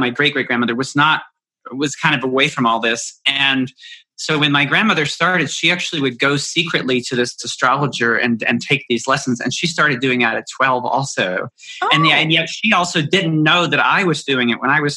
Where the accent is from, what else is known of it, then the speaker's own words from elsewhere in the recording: Appalachia, United States; I grew up in Appalachia.